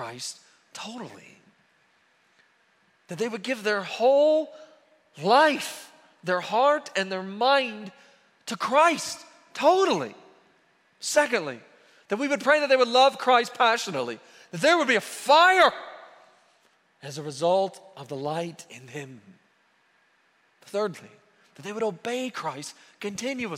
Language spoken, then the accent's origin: English; near Norman, Oklahoma, United States; I grew up near Norman, and so obviously I'm an OU fan